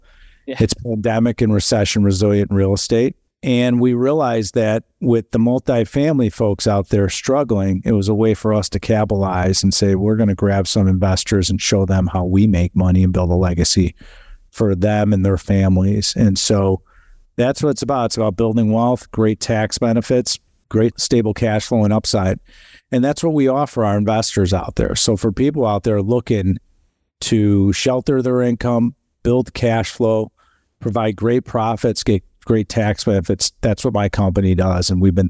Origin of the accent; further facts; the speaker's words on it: Chicago, Illinois, United States; now in California, United States; We are headquartered in Chicago. You probably hear my accent. Yeah. That's where our headquarters are. That's where I'm from. I moved to California about 3 years ago.